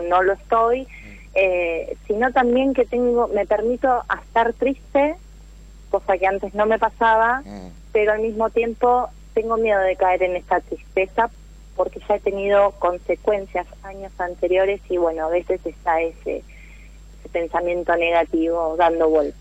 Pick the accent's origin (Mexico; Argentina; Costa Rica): Argentina; Mar del Plata, Buenos Aires Province; soy de Mar del Plata, resido en Mar del Plata